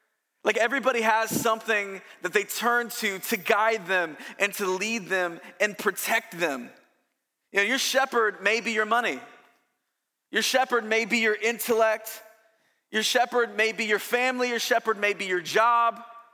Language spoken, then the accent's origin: English; California, United States; I'm from Southern California.